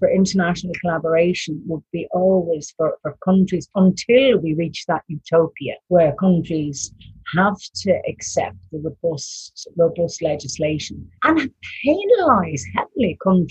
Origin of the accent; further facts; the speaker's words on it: Ireland; as an Irish woman